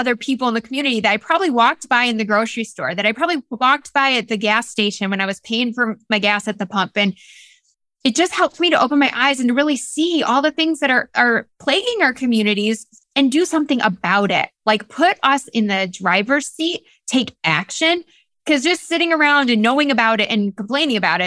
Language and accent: English; the North, Northern United States, United States; now in Greenville, United States; I'm a Northerner. I'm a Yankee here in the South.